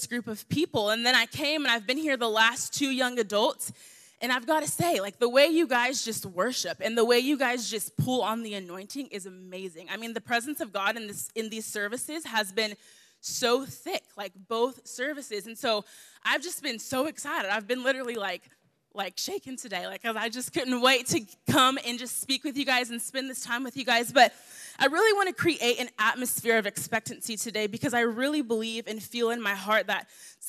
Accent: the South, United States; I'm from the South, so I'm used to talking back

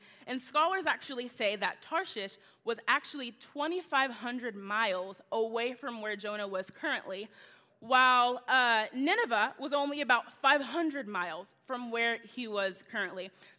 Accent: the South, United States; I'm from the South. I'm used to you guys talking back to me. So if I say, can I get an amen a lot, I apologize in advance.

